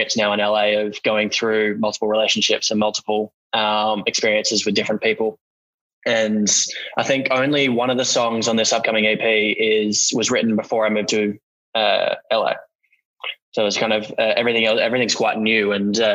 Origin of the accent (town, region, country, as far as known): Australia; born or raised there